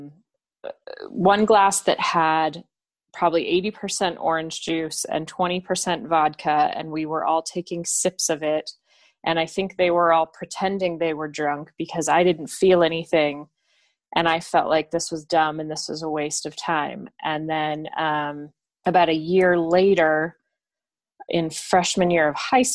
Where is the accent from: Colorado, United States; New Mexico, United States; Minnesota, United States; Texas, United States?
New Mexico, United States; Albuquerque; I am from Albuquerque, New Mexico, in the United States of America.